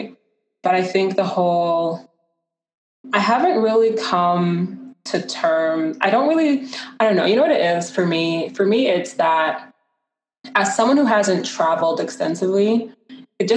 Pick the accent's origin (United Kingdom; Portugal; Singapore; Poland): United Kingdom; London; moved away; also born or lived in Ghana; my hometown of London, England